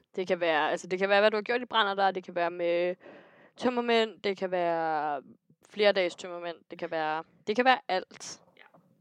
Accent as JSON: {"language": "Danish", "town": "Næstved", "region": "Zealand", "country": "Denmark", "said": "Næstved, ja. hvor jeg kommer fra"}